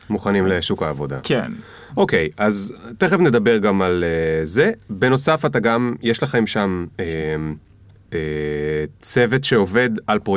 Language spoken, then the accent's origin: Hebrew; Bat Yam, Tel Aviv District, Israel; גדלתי בבת ים.